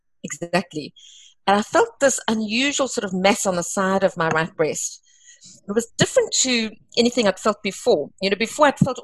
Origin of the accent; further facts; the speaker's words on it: East London, Eastern Cape, South Africa; moved away as an adult; also born or lived in Namibia / Grahamstown / Durban; I grew up in the Eastern Cape after originally completing my first 2 years in Namibia, first 2 years of school. And so I'm a typical Eastern Cape small town, being East London girl